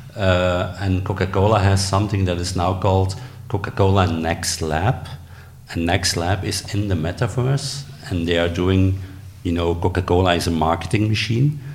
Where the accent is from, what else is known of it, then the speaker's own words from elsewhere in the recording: Belgium; I'm from Belgium.